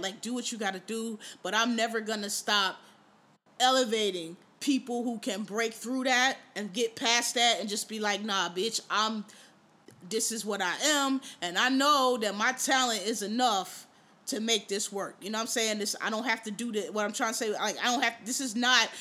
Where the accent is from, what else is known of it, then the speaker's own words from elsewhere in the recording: Philadelphia, Pennsylvania, United States; also born or lived in Washington, D.C.; now in New York, United States; I'm from Philly